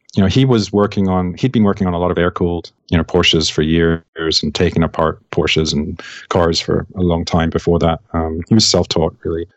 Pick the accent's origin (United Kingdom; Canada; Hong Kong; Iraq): United Kingdom; England; I'm from England